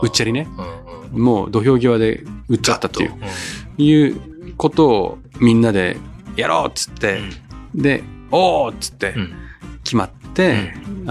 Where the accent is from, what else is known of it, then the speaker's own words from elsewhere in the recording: rural Niigata, Japan; moved away; 私なんか、あの、新潟の田舎の出身なんで